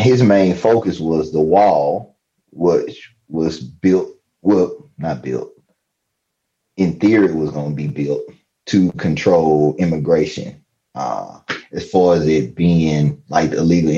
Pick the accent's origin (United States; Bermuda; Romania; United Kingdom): United States; Mississippi; also born or lived in Louisiana; when we moved from Louisiana to Mississippi